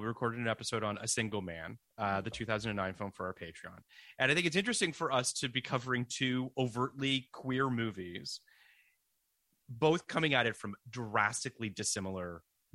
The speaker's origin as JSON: {"language": "English", "country": "Canada", "said": "I'm from Canada"}